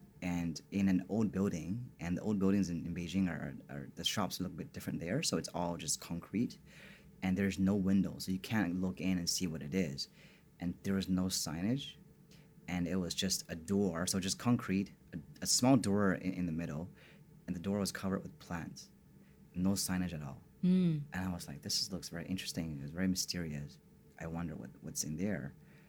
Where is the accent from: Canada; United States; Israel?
Canada; I kind of was an expat, if you say, because I'm from Canada and I spoke perfect English.